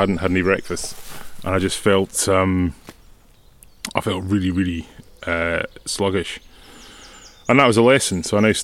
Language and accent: English; Mallaig, Scotland, United Kingdom; born or raised there; also born or lived in Edinburgh / Isle of Canna / Hampshire